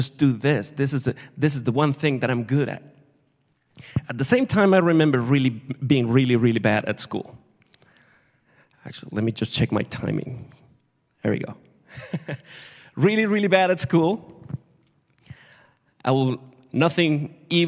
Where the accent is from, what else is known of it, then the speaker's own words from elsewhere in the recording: Acapulco, Guerrero, Mexico; moved away; I grew up in Mexico, in Acapulco, really hot, really hot, really warm.